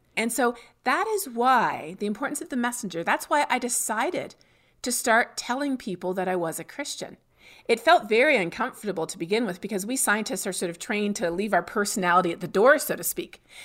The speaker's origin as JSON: {"language": "English", "country": "Canada", "moved": "as an adult", "lives_now": "Texas, United States", "said": "my home country of Canada"}